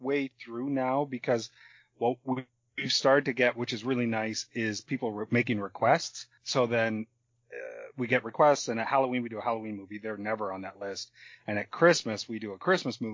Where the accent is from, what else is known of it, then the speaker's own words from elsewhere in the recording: London, Ontario, Canada; I am from a town called London in Canada